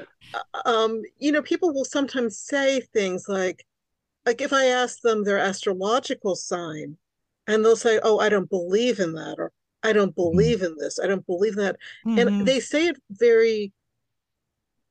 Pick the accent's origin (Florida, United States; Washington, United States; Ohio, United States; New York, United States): New York, United States; New York City; first language Hungarian; English is a second language; I was born in New York City to very, very recent immigrants